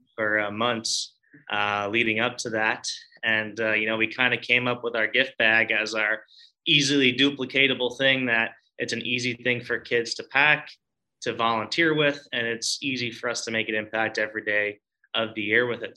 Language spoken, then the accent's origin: English; Long Island, New York, United States; I'm originally from Long Island